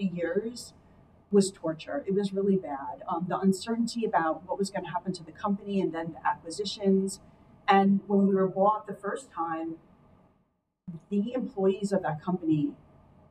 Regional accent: New Jersey, United States; moved away as an adult; now in Dallas, United States; I am born and raised in New Jersey

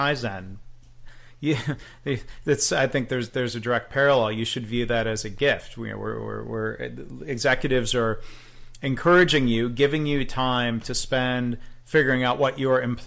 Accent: Michigan, United States; Another great Michigan company. I'm being proud about my home state there.

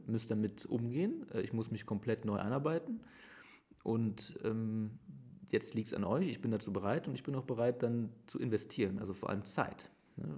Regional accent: Aachen, North Rhine-Westphalia, Germany; also born or lived in Herzogenrath; ich bin in Aachen aufgewachsen

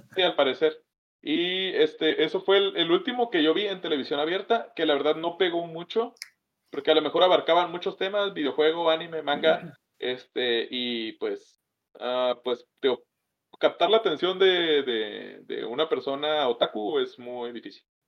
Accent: northern Mexico, Mexico; somos los pinches norteños

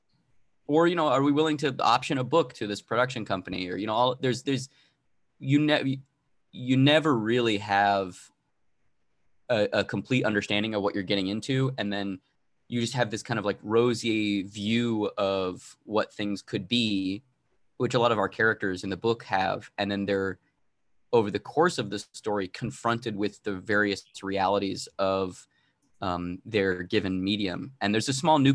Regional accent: Arizona, United States; I'm originally from Arizona

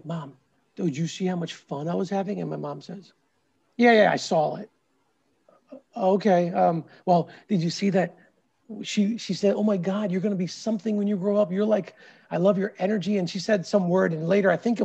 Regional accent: Philadelphia, Pennsylvania, United States; also born or lived in India; I was born in India, came here when I was 3 and a half or 4. So it was one of my first memories in the U.S. being raised in the suburbs of Philadelphia

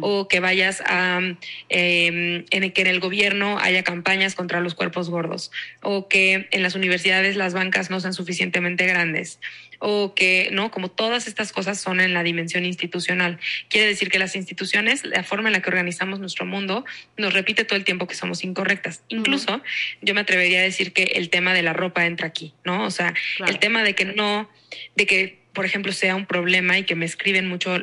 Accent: Mexico

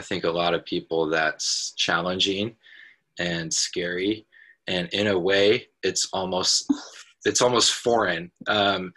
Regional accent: Portland, Oregon, United States; I grew up in Portland, Oregon

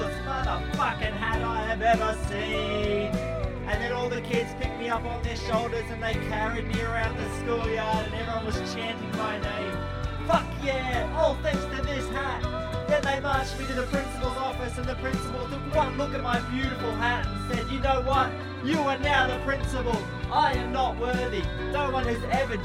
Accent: Bendigo, Victoria, Australia; I'm from Bendigo.

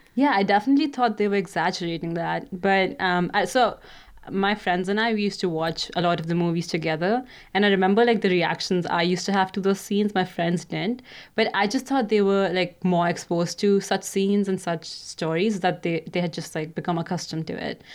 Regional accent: India; moved away as an adult; now in Canada; I'm currently studying in Canada, but I grew up in India

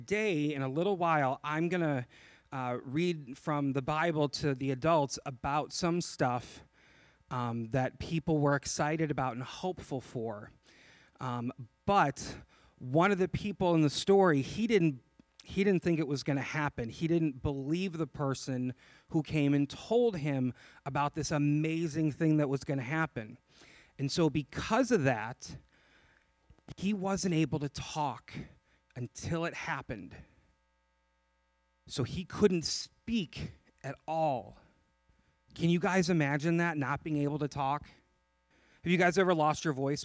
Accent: just outside of Chicago, Illinois, United States; I grew up in Illinois, just outside of Chicago

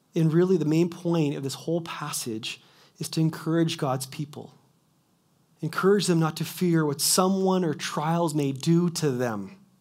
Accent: Kelowna, British Columbia, Canada; moved away as an adult; also born or lived in Quesnel; I was born and raised in Kelowna

